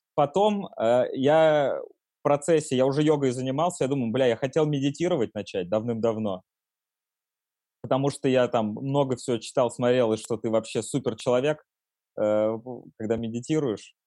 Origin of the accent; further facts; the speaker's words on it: Nizhny Novgorod, Nizhny Novgorod Oblast, Russia; now in Moscow, Russia; в Нижнем Новгороде, например, откуда я родом